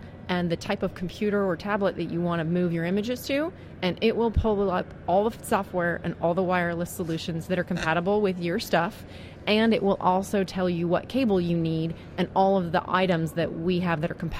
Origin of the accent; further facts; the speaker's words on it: Arizona, United States; I'm from Arizona.